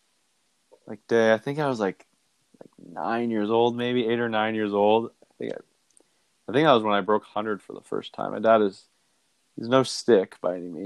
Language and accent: English; Bellingham, Washington, United States; I grew up in Bellingham, Washington, small town, kind of up near the border